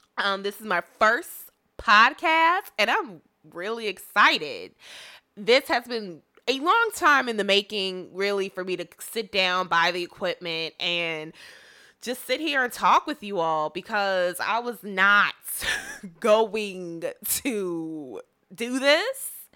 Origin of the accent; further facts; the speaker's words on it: Chicago, Illinois, United States; first language English; I am a African-American woman from the Chicagoland area of good old Illinois